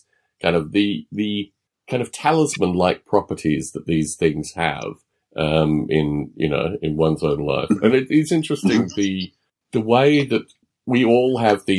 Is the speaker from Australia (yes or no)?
yes; Australia; growing up in Australia